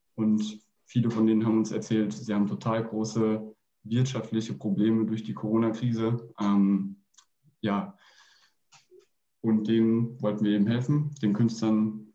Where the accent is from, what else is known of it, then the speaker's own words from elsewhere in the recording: Fulda, Hesse, Germany; moved away as an adult; now in Bayreuth, Germany; ich komme aus Fulda und studiere mittlerweile in Bayreuth